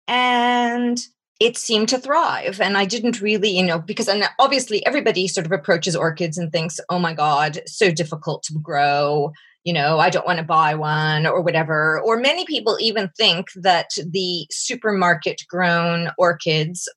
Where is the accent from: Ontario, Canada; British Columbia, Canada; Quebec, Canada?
Quebec, Canada; Montreal; accent: North American; moved away as an adult; now in England; although I live in England, I have a North American accent. I'm originally from Canada, from Montreal.